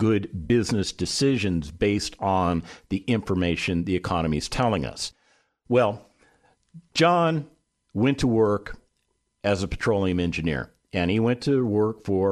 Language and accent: English; West Coast, United States; now in Texas, United States; I grew up on the West Coast.